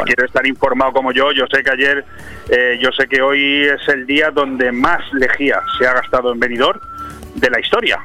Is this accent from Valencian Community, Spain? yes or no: yes; Benidorm, Valencian Community, Spain; soy de Benidorm, sí, estoy precisamente hablando en la radio, en Benidorm